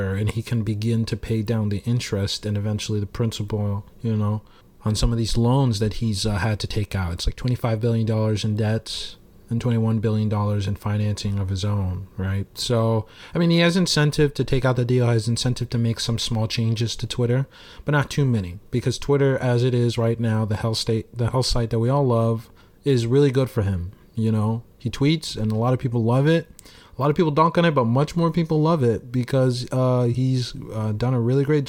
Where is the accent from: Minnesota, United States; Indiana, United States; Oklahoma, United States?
Oklahoma, United States; I'm from Oklahoma